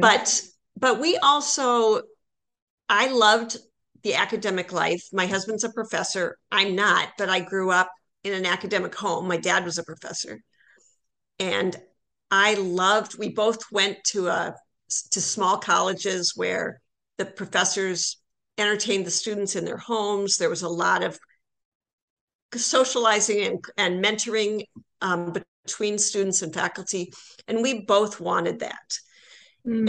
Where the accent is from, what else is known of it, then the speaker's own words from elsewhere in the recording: Iowa, United States; moved away as an adult; also born or lived in Toronto; now in St. Paul, United States; I'm from Iowa originally.